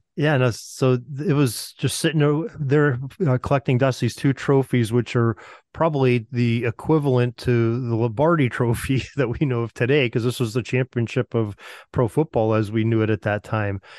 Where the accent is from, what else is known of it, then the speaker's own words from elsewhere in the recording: Western Pennsylvania, United States; growing up in Western Pennsylvania myself